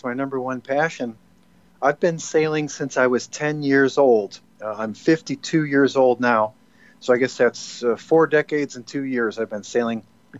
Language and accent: English; North Woods of Wisconsin, United States; moved away; also born or lived in Annapolis, Maryland; I moved to Wisconsin, of all places. I was actually born in Wisconsin. I was born 1966 in the North Woods of Wisconsin.